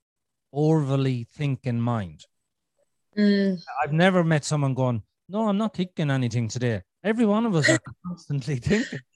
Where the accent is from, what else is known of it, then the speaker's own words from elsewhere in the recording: Ireland; I'm Irish